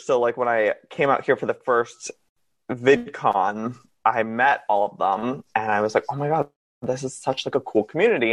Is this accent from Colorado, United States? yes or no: no; Massachusetts, United States; moved away as an adult; now in Los Angeles, United States; I grew up in Massachusetts until I was 19 years old, and then I packed up a car and drove cross country